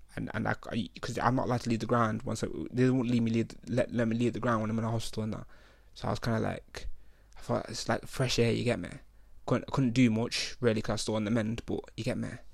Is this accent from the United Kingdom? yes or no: yes; United Kingdom; I'm the only British kid in this whole hospital